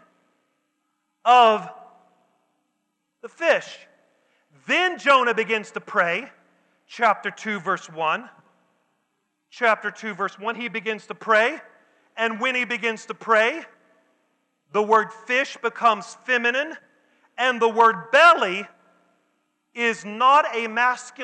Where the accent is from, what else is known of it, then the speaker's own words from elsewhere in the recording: the South, United States; I'm from the South